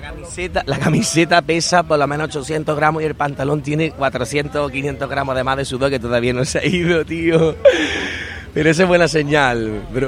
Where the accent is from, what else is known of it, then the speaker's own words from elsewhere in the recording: Lucena, Andalusia, Spain; yo soy de Lucena, en Córdoba